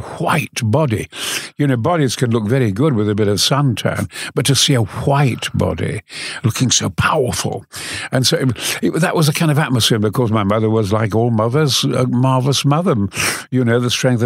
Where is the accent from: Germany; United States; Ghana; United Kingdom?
United Kingdom; Goldthorpe, Yorkshire and the Humber; also born or lived in Mexborough; lived in Goforth